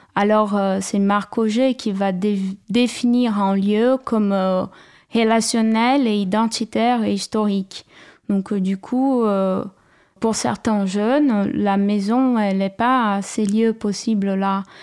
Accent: São Paulo, Brazil; French is a second language; moved away; also born or lived in Cambuí, Minas Gerais, Brazil; je suis née à, à São Paulo, mais la famille de ma mère venait d'un village à la montagne, dans la région de Minas Gerais

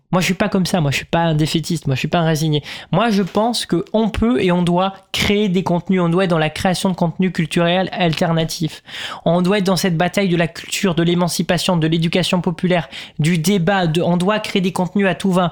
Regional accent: Sainte-Foy-la-Grande, Nouvelle-Aquitaine, France; now in Paris, France; moi je viens pas de Paris de base, je viens de, Sainte-Foy-la-Grande

